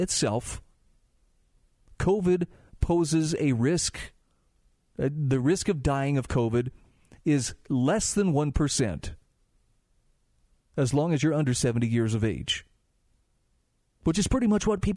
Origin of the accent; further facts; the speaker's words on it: Utah, United States; my home state of Utah